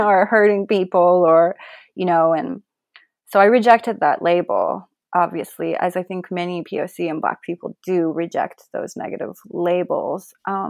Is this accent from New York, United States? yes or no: no; Colorado Springs, Colorado, United States; Where are you from? And a lot of times when I would say in Colorado Springs, the energy would change